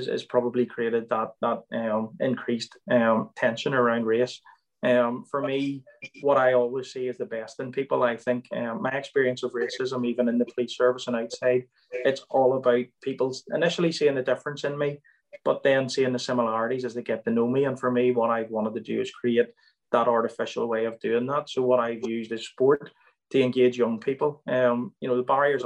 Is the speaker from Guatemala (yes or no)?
no; Belfast, Northern Ireland, United Kingdom; as an ethnic minority person growing up in Belfast or outside Belfast and in Northern Ireland in general